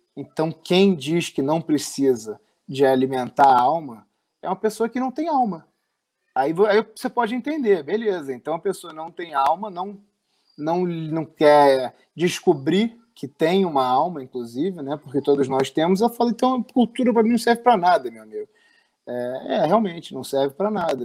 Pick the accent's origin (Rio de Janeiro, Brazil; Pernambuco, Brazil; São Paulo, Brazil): Rio de Janeiro, Brazil; no bairro que eu fui criado aqui no, no Rio de Janeiro